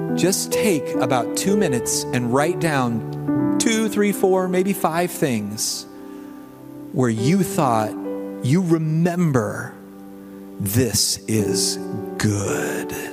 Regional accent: the South, United States; now in Indiana, United States; I'm from the South

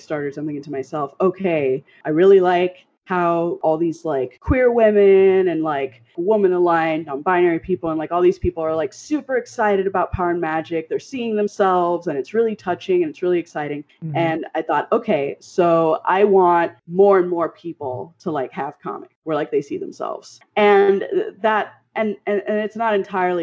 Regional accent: Miami, Florida, United States; moved away; also born or lived in Pacific Northwest; I grew up in Miami

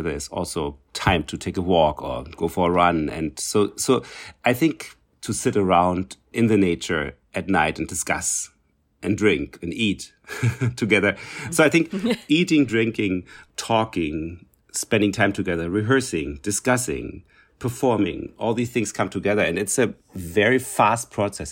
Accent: Berlin, Germany; English is a second language; moved away; I came from East Germany, so from East Berlin.

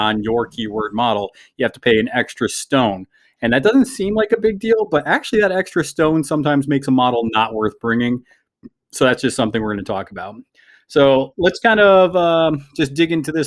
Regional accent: New York, United States; I'm from New York

